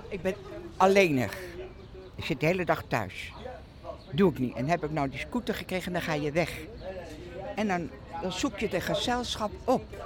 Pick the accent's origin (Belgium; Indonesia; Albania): Indonesia; also born or lived in Moerwijk, The Hague, Netherlands; now in The Hague, Netherlands; Ik ben 81. Ik kom uit Indonesië. Ik heb een Hollandse vader, Indische moeder